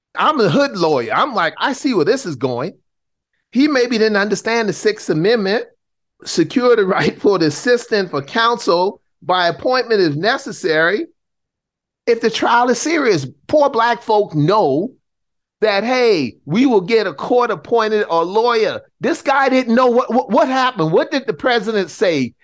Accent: Charleston, South Carolina, United States; I grew up in Charleston, South Carolina, public housing, single mom

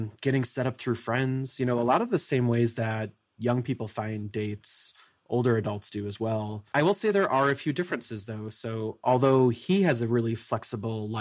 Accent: Midwest, United States; I'm from the Midwest

